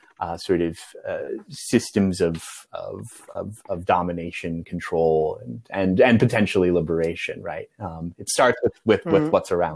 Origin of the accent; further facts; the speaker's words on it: Midwest, United States; I grew up in the Midwest, and it often felt a little provincial.